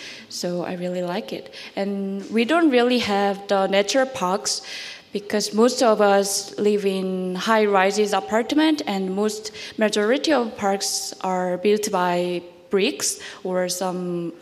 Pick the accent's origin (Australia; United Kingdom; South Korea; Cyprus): South Korea; English is a second language; moved away as an adult; now in Vancouver, Canada; I'm from Korea